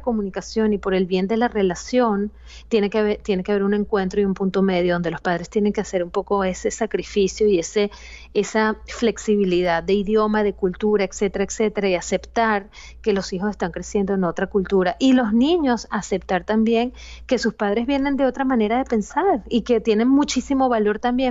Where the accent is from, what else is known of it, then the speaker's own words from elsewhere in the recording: Venezuela; yo soy familia de padres inmigrantes y crecí en Venezuela como primera generación